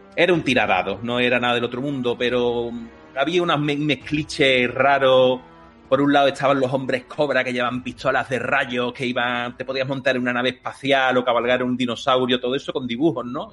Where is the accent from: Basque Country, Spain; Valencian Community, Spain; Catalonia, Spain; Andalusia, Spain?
Andalusia, Spain; Seville; yo soy un chaval de Sevilla, en Andalucía, en España, del barrio de Triana